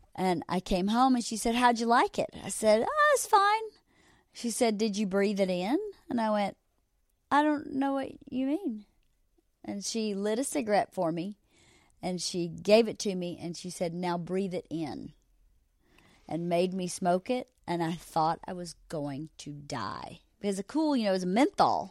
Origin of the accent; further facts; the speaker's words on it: Georgia, United States; moved away; growing up in Georgia was so amazing for a child